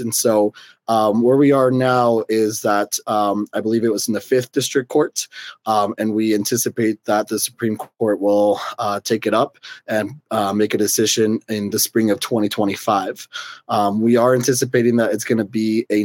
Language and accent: English; Utah, United States; I grew up in Utah